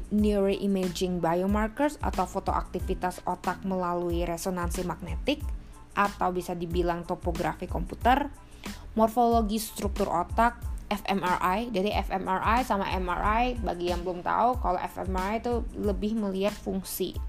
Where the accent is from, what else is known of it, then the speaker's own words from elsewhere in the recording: Indonesia; kita sering orang Indonesia